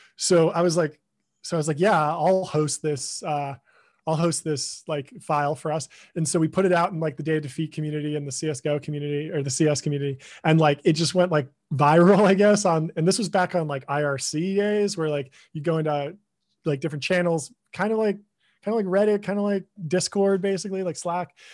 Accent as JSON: {"language": "English", "town": "Pasadena", "region": "California", "country": "United States", "tie": "born or raised there", "said": "I grew up in Pasadena, California."}